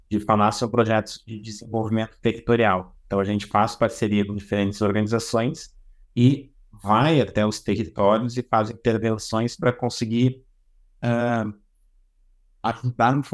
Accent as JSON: {"language": "Portuguese", "region": "Rio Grande do Sul", "country": "Brazil", "also_born_or_lived": "São Paulo", "lives_now": "Florianópolis, Brazil", "said": "eu tenho 43 anos, eu sou do Rio Grande do Sul, mas já morei bastante tempo em São Paulo, hoje eu resido em Florianópolis."}